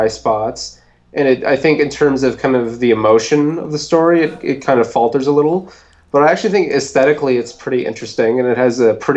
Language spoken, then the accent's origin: English; Winnipeg, Manitoba, Canada; Winnipeg, my hometown